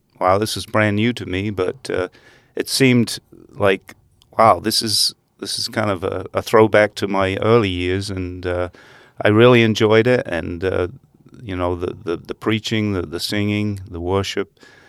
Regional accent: England, United Kingdom; I did, and it's very strange.

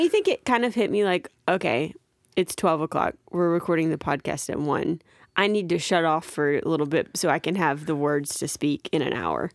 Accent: near Gulf Shores, Alabama, United States; I grew up, but, like, thirty minutes from Gulf Shores

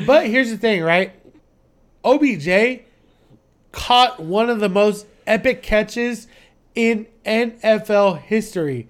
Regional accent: San Antonio, Texas, United States; I'm coming from San Antonio

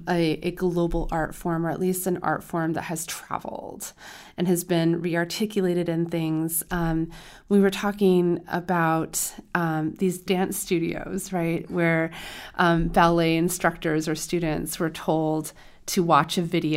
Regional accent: San Diego, California, United States; I'm from San Diego.

